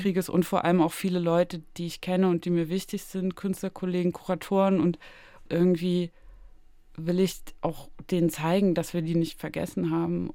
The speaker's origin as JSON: {"language": "German", "town": "Zwickau", "region": "Saxony", "country": "Germany", "tie": "born or raised there", "also_born_or_lived": "Berlin", "moved": "yes", "said": "in meiner Heimatstadt Zwickau"}